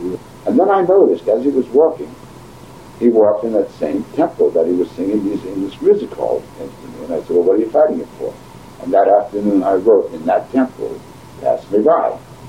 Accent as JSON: {"language": "English", "region": "New York", "country": "United States", "said": "I'm from New York."}